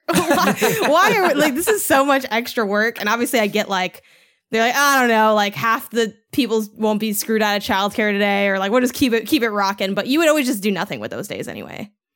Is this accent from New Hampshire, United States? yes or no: no; Chicago, Illinois, United States; moved away; I'm from Chicago